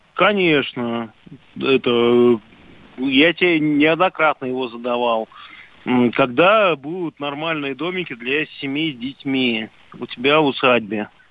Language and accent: Russian; Chelyabinsk, Chelyabinsk Oblast, Russia; now in Lyubertsy, Russia; Я вообще из Челябинска. Живу в Люберцах